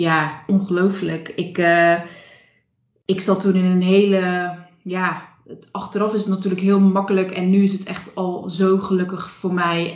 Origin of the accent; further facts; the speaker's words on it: Zeelandic Flanders, Netherlands; moved away as an adult; also born or lived in Breda; ik kom uit Zeeuws-Vlaanderen. Ik heb me daar nooit echt thuis gevoeld